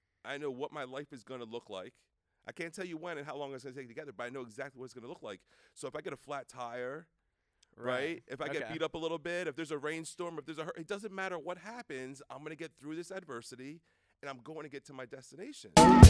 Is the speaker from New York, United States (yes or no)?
no; Brick, New Jersey, United States; I grew up in New Jersey. It's a town called Brick is where I went to high school, right outside Thomas River, Seaside Heights.